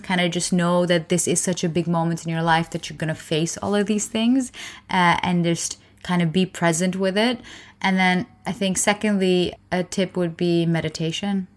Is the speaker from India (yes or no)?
yes; India; I'm Indian